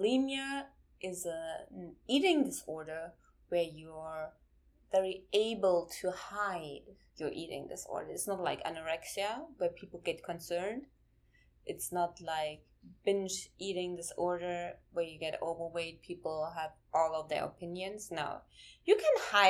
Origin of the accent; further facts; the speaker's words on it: Germany; I'm from Germany and I grew up in Germany